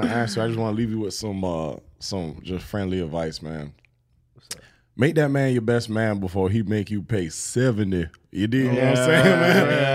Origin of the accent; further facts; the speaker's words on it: Canada; moved away; I'm Canadian